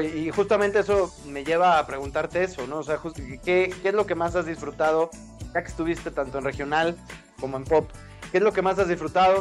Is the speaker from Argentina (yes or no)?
no; Mexico; nosotros los mexicanos